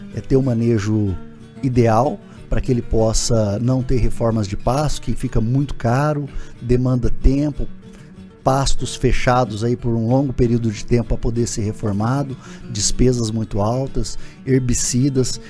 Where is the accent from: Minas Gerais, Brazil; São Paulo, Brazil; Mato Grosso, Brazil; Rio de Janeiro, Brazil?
Mato Grosso, Brazil; Jauru; eu sou eu sou de Jauru, natural de Jauru, nasci em 1978